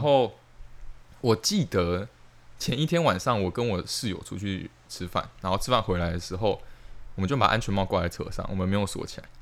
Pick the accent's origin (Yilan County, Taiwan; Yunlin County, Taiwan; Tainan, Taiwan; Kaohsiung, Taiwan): Tainan, Taiwan; moved away as an adult; now in Hsinchu, Taiwan; 因为我是台南人嘛，所以我就加入南有会